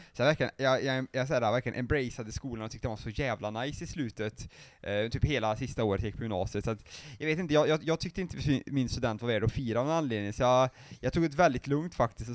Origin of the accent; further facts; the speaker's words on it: Arvika, Värmland, Sweden; där jag är ifrån, Arvika